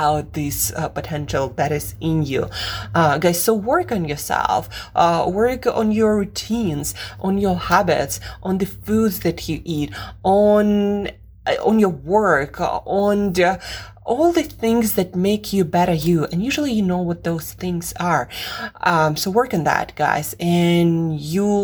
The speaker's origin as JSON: {"language": "English", "country": "Russia", "moved": "yes", "said": "I am from Russia originally"}